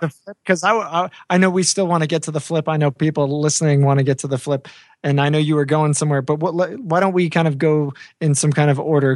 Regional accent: Long Island, New York, United States; moved away; my house growing up in Long Island

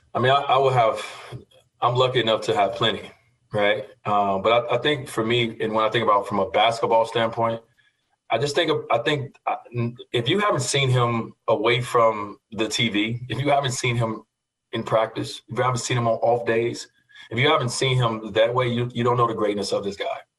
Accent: Chicago, Illinois, United States; growing up in Chicago

